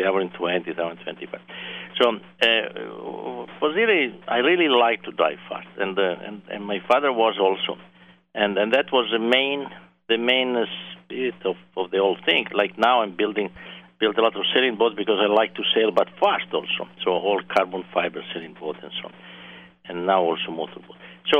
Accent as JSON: {"language": "English", "country": "Italy", "tie": "born or raised there", "second_language": "English", "said": "More than enthusiast, but I was a very avid fast driver."}